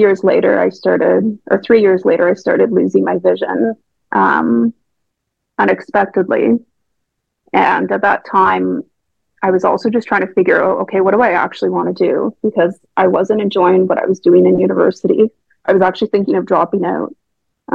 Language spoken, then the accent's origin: English; Canada; moved away as an adult; now in Oxford, United Kingdom; my hometown